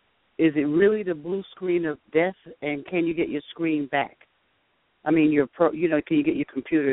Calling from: New Jersey, United States; I'm calling from New Jersey.

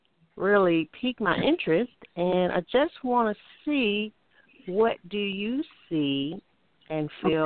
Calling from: Alabama, United States; I'm calling from Alabama.

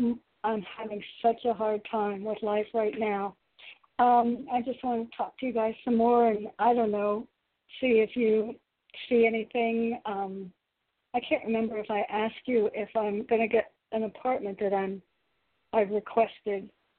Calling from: Connecticut, United States; again from Connecticut.

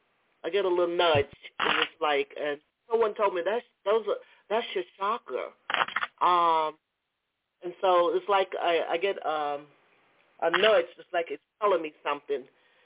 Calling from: Georgia, United States; I'm calling from Georgia.

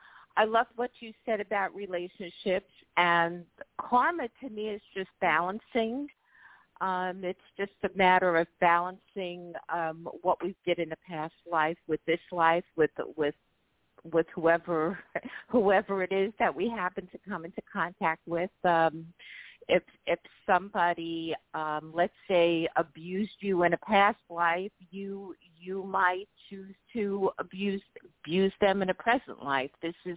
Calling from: New York, United States; I'm calling from New York.

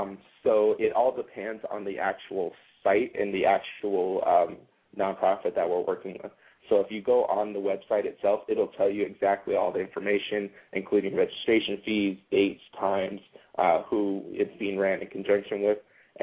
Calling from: Southern California, United States; I'm actually calling from Southern California.

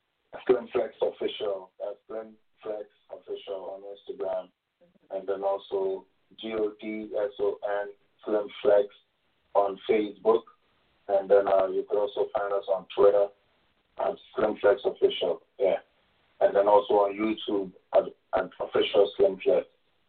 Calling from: Toronto, Ontario, Canada; Toronto, Canada.

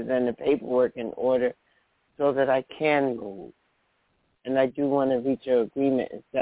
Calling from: New Jersey, United States; I'm calling from New Jersey.

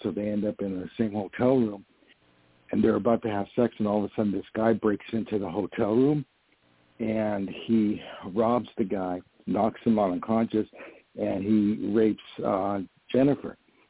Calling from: Poughkeepsie, New York, United States; I'm calling from New York.

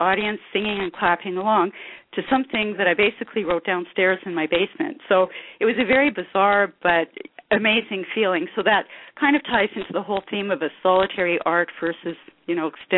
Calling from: Kelowna, British Columbia, Canada; I'm calling from Kelowna, B.C. in Canada

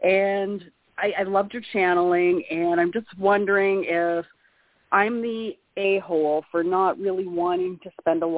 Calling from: Canada; I'm calling from Canada.

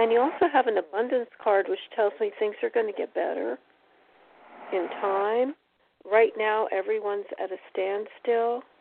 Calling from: Connecticut, United States

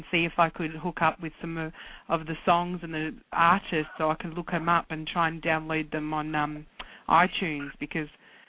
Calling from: Australia; I'm calling from Australia

